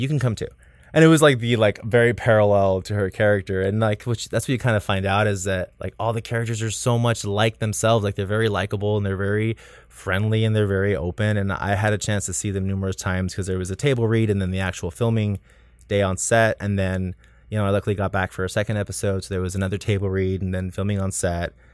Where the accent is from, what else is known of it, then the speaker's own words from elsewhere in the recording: South Texas, United States; moved away; my hometown in South Texas